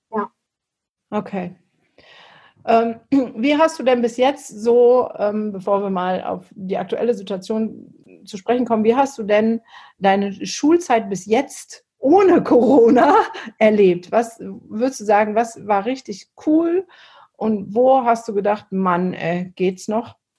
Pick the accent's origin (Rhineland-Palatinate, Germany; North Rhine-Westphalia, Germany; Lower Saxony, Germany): North Rhine-Westphalia, Germany; Essen; moved away; also born or lived in Mülheim an der Ruhr; ich komme ja eigentlich aus dem Pott. Also ich bin ja im Essen, Mülheim und Essen groß geworden